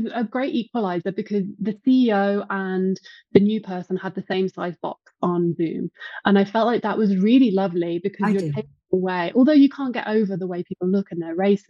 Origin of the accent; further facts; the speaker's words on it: Herefordshire, West Midlands, United Kingdom; moved away as an adult; now in Mexico City, Mexico; I was brought up in England